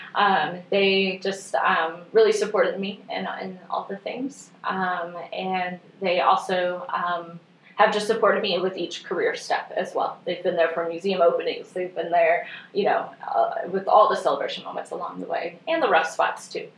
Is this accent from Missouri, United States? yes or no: yes; northwest Missouri, United States; moved away as an adult; also born or lived in Springfield, Missouri; now in Bentonville, United States; I'm originally from Missouri, so I grew up in the northwest corner of the state